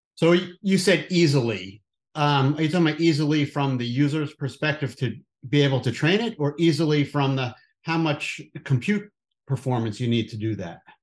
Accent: New Jersey, United States; I don't have an accent because I'm from New Jersey

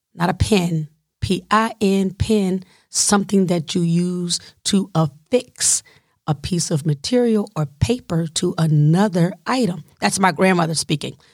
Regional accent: the South, United States; I'm from the South

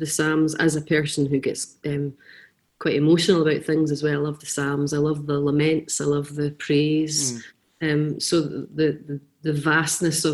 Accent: Quarriers Homes, Renfrewshire, Scotland, United Kingdom; now in Greenock, United Kingdom; I was raised in a really kind of unconventional home. My parents were house parents at a place called Quarriers Homes

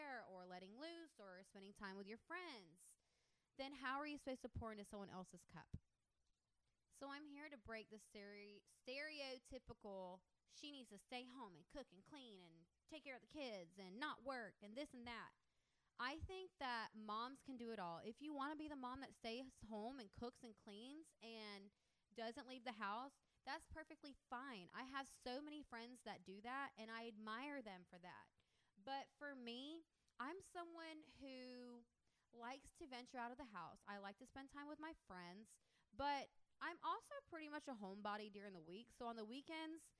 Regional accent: the Florida Panhandle, United States; also born or lived in Destin, Florida / Georgia; I grew up in the Panhandle. I actually grew up about 45 minutes from Panama City Beach.

